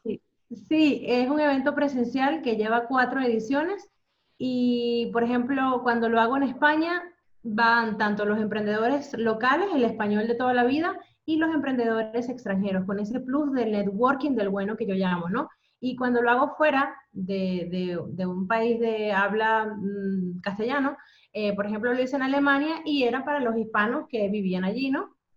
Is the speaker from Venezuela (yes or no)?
yes; Venezuela; also born or lived in Spain / United Kingdom; now in Netherlands; yo soy venezolana